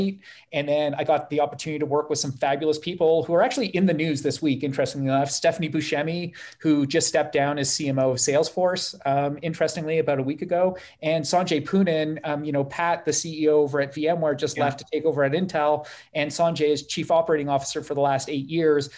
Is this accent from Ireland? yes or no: no; Canada; my first project was in Toronto, being Canadian